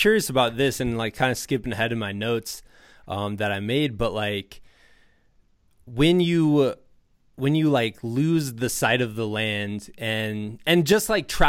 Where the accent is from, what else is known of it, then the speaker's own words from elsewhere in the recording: Midwest, United States; now in Colorado, United States; I'm from Midwest, you know, United States, and I live in Colorado now.